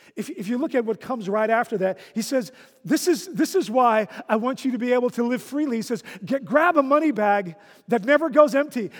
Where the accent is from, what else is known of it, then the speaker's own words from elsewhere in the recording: Netherlands; moved away; When I was a child growing up in the Netherlands